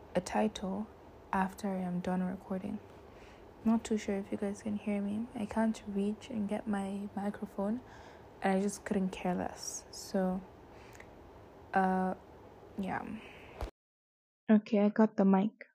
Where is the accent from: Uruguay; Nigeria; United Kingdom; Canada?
Nigeria; Azare, Bauchi; I am from Bauchi, specifically Azare